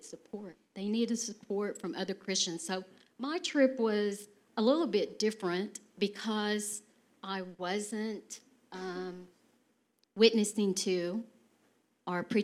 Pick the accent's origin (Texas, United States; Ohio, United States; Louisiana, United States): Texas, United States; accent: Texas; my Texas accent